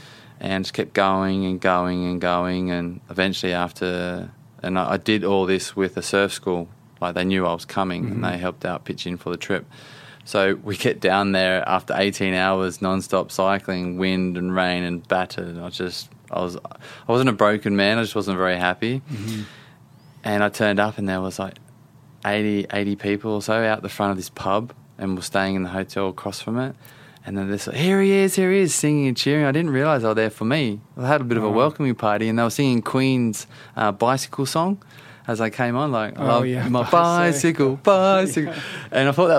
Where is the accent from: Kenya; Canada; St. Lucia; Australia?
Australia; now in London, United Kingdom; I'm an Aussie living in London.